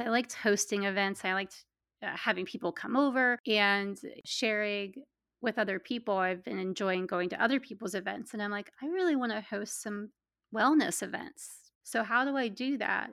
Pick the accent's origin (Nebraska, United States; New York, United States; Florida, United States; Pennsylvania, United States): Pennsylvania, United States; also born or lived in Pittsburgh, Pennsylvania; I'm from Pennsylvania, and I live in central Pennsylvania now, but I lived in the western part of the state for about ten years in Pittsburgh